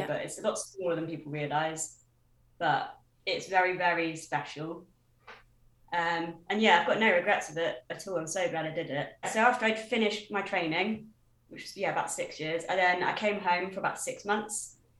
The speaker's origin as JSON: {"language": "English", "town": "Braunton", "region": "South West England", "country": "United Kingdom", "tie": "born or raised there", "said": "Dancing Feet, which is the school that I grew up with in Braunton."}